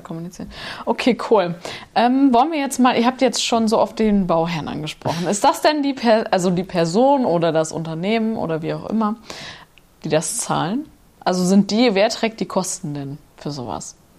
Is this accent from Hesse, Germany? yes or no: no; Nordhorn, Lower Saxony, Germany; da, wo ich herkomme, aus Nordhorn